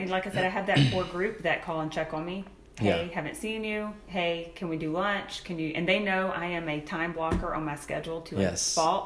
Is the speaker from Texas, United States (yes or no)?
yes; Gonzales, Texas, United States; born or raised there